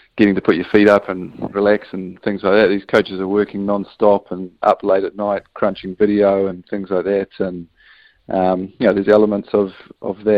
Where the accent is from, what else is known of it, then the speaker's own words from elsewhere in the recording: New Zealand; as a Kiwi without a European passport